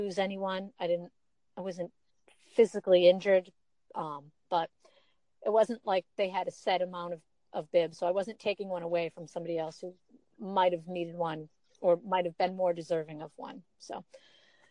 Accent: Boston, Massachusetts, United States; I'm from Boston.

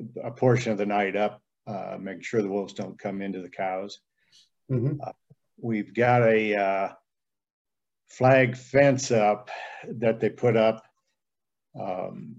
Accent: Steamboat Springs, Colorado, United States; now in Walden, United States; I'm from Steamboat Springs originally

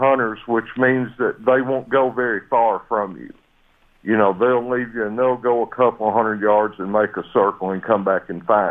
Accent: Sparta, Tennessee, United States; I've lived in Tennessee all my life

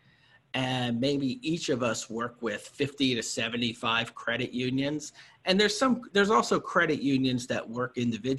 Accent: Pennsylvania, United States; my home state of Pennsylvania

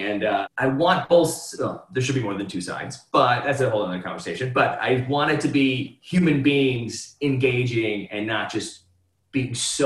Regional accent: Cleveland, Ohio, United States; I grew up in Cleveland, 15 minutes away from St. Edward High School

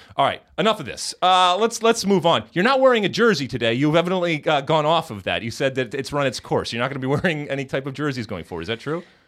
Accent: United States; as an American soccer player, we grow up being told that we lack the imagination

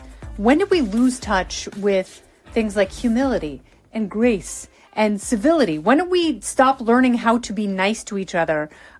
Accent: Indiana, United States; moved away; I grew up in Lake Life in Indiana

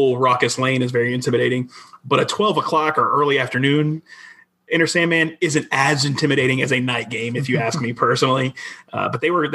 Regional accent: Midlothian, Virginia, United States; also born or lived in North Carolina; grew up just outside of Richmond and Midlothian, a great spot. Went to Manchester High School

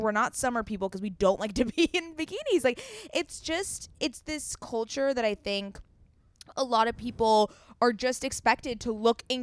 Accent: California, United States; Yes, we are from Southern California, but like Pacific Ocean is fucking freezing.

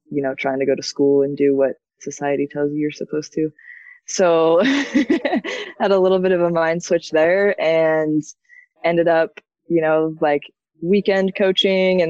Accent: Breckenridge, Colorado, United States; also born or lived in Denver; I grew up in the Summit County area, like Breckenridge, Keystone

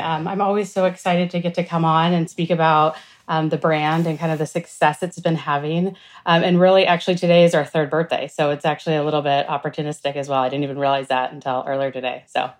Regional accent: West Coast, United States; now in New York City, United States; So I'm in New York City now, and I've been here almost 20 years, but I was born and raised on the West Coast

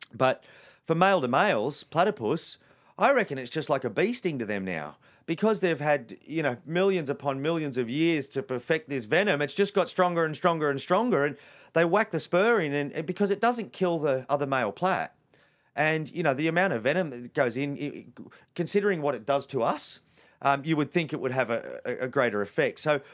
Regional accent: Sydney, New South Wales, Australia; I grew up in Western Sydney, you know, 40 kilometres from where we are right now in Greystanes.

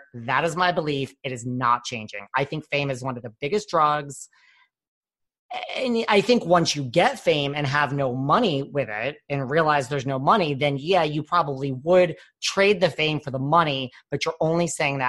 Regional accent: New York, United States; I'm from the New York area.

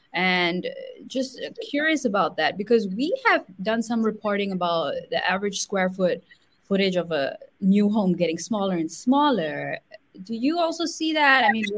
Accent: Singapore; also born or lived in India; I come from Singapore, my family grew up in India.

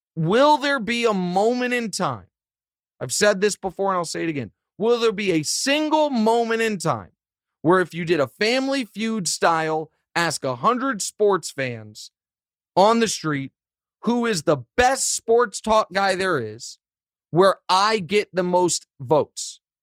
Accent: Kansas City, Missouri, United States; my hometown

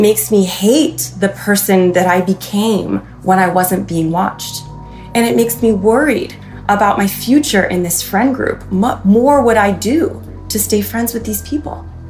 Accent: Freehold Township, New Jersey, United States; Mischief Night is so revered, so important in my hometown

